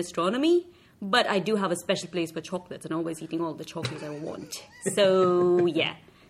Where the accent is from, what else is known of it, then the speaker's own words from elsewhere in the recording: India; moved away; I'm from India originally.